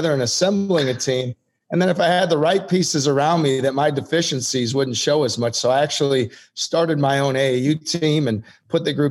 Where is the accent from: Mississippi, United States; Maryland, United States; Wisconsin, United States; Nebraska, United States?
Wisconsin, United States; growing up in Wisconsin